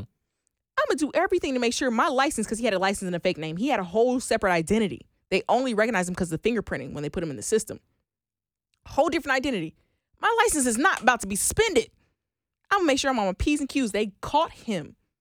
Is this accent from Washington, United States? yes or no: no; Oklahoma, United States; I am from Oklahoma